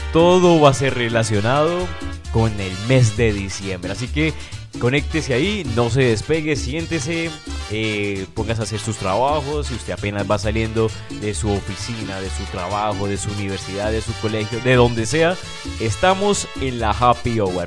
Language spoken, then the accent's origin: Spanish; Cali, Valle del Cauca, Colombia; aquí estamos de locales